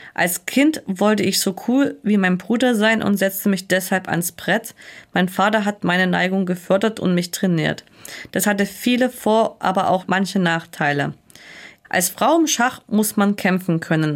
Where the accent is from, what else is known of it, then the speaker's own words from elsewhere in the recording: Erfurt, Thuringia, Germany; ich bin ja aus Erfurt